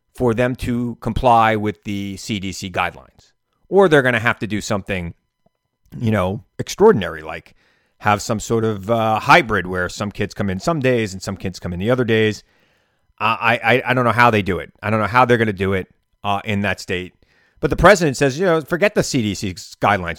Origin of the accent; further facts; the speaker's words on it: New York, United States; As a New Yorker